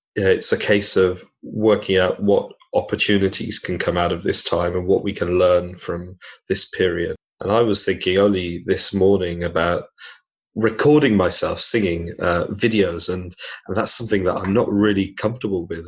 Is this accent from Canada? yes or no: no; Manchester, North West England, United Kingdom; now in Bedford, United Kingdom; I'm from Manchester